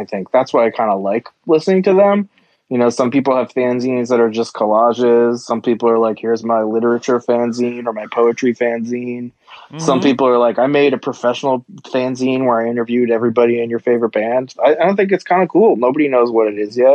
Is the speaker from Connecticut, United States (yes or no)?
yes; Connecticut, United States; now in New York, United States; I grew up mostly in Connecticut.